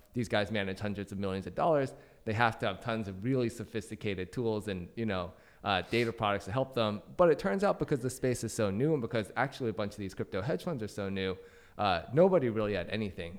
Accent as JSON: {"language": "English", "town": "Vancouver", "region": "Washington", "country": "United States", "tie": "born or raised there", "also_born_or_lived": "Dallas, Texas", "moved": "as an adult", "lives_now": "San Francisco, United States", "said": "I'm from uh, Washington State, small town called Vancouver. There's actually a Vancouver, BC, which is where everybody thinks I'm from when I say I'm from Vancouver, but there's actually a second Vancouver near Portland, Oregon. That's where I went to high school."}